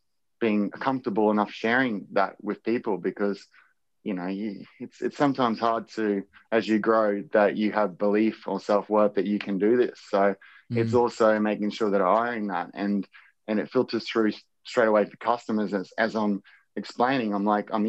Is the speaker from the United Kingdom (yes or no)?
no; Wondai, Queensland, Australia; I grew up on near Wandai, and we had like an old wheat farm